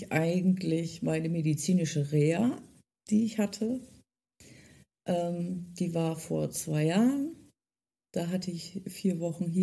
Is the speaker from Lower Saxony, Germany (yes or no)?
yes; Delmhorst, Lower Saxony, Germany; born there; Wie gesagt, ich bin ja in Delmhorst geboren und es gehört zu Niedersachsen und es ist im Norden